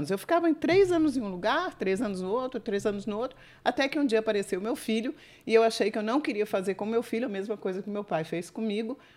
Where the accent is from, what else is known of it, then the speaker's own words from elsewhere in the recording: Juiz de Fora, Minas Gerais, Brazil; born there; Bom, eu nasci em Minas